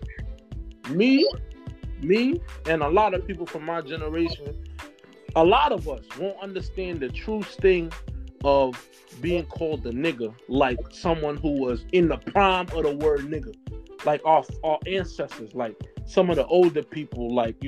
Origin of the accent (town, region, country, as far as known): New York, United States; born or raised there